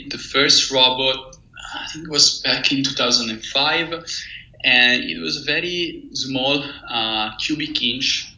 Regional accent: Pisa, Tuscany, Italy; moved away as an adult; now in Switzerland; I come from Pisa, mm-hmm. In Italy, mm-hmm. where I did most of my studies.

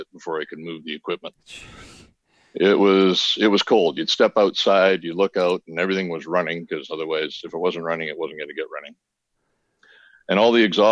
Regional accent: Hennepin County, Minnesota, United States; now in Creston, Canada; I was born in Minnesota, though. I was born in Hennepin County, just south of Twin Cities

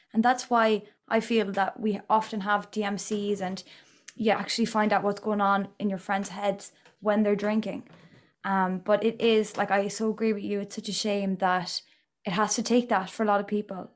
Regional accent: Galway, Connacht, Ireland; I'm from Galway myself.

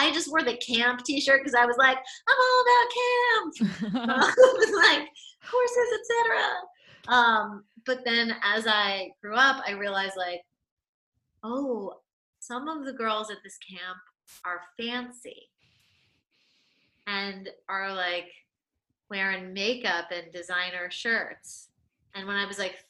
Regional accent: New York City, New York, United States; I'm from New York City. I grew up in the city

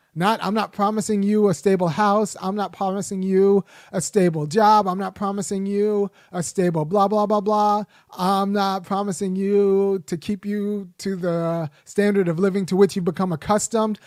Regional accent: Los Angeles, California, United States; I grew up in Los Angeles

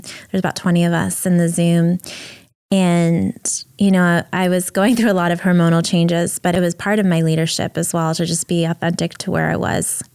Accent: New York City, New York, United States; also born or lived in Ukraine; I moved to the U S with my family when I was four and a half years old, and we moved from Ukraine and lived in a welfare hotel in Brooklyn

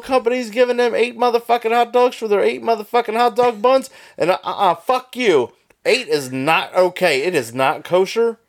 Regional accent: Pennsylvania, United States; I'm from Pennsylvania

